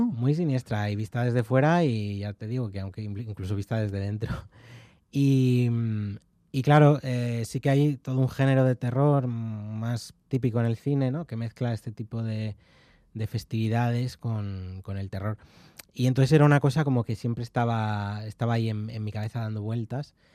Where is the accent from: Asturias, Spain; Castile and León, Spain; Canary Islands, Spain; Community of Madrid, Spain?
Castile and León, Spain; León; also born or lived in Carrizo de la Ribera; soy de León y mi pueblo es de Carriz de la Ribera, es el pueblo de mi madre y, yo he veraneado allí